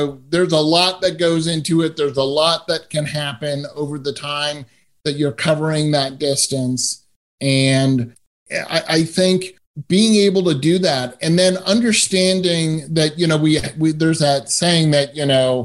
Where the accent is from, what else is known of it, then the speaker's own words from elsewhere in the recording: Massachusetts, United States; I grew up in Massachusetts